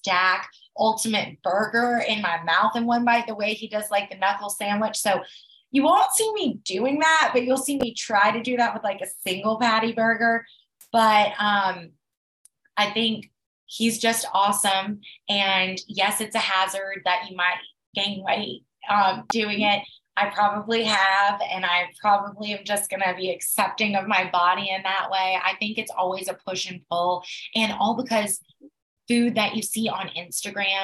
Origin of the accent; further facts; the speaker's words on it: Atlanta, Georgia, United States; I'm from Atlanta, you know, the biggest, busiest airport in the world